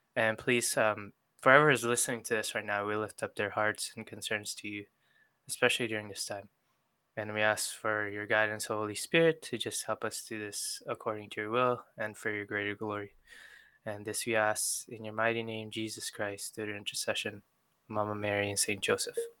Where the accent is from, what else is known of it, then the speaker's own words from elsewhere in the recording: Philippines; also born or lived in New York; now in Seattle, United States; I was born in New York, mm-hmm. but I grew up in the Philippines.